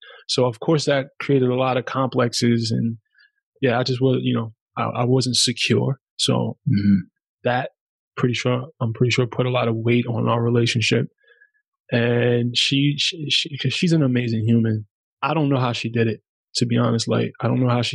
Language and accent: English; New York City, New York, United States; first language German; English is a second language; also born or lived in Germany; I'm from New York City